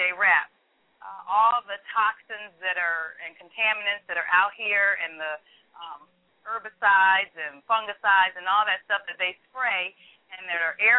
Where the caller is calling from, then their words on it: Cleveland, Ohio, United States; I'm calling from Cleveland, Ohio.